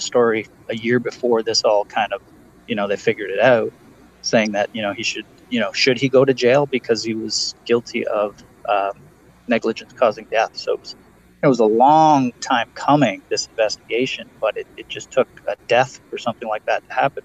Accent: Ontario, Canada; Yeah, I'm I'm from Ontario, Canada, so I'm just outside of Toronto.

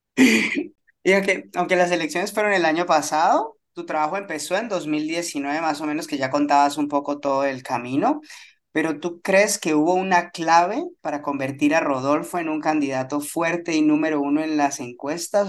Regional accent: Colombia; para los que somos de Colombia

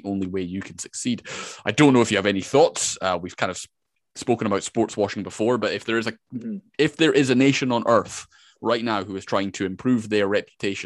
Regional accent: Scotland, United Kingdom; I am from Scotland.

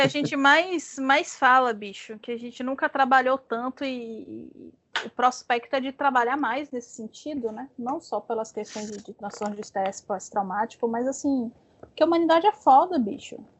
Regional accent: Bahia, Brazil; accent: Baiano; Eu sou baiana

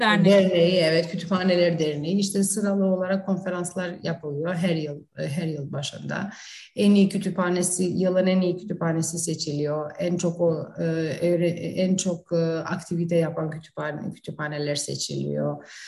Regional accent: Prizren, Kosovo; Turkish is a second language; also born or lived in North Macedonia; now in Kičevo, North Macedonia; Kosova'da doğum, Prizren'de doğmuşum. Hı-hı. Kuzey Makedonya'da yaşıyorum. Arnavut'um. Ee, aynı zamanda işte Türkçe, Makedonca, Arnavutça konuştuğumuz bir ortamda büyüdük

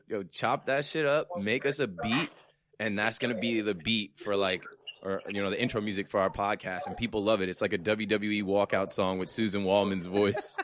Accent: Ocean Township, New Jersey, United States; I grew up in the shore area. I'm from Ocean Township in Monmouth County

